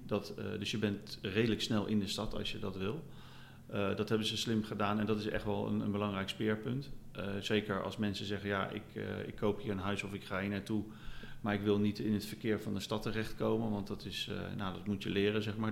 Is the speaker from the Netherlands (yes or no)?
yes; near The Hague, South Holland, Netherlands; moved away as an adult; now in Valencia, Spain; Wij zijn zelf stadsmensen, wij komen uit de buurt van Den Haag